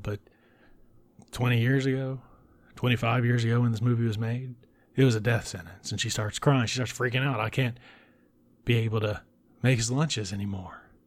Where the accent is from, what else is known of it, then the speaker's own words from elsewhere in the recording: United States; I grew up an hour away from New Orleans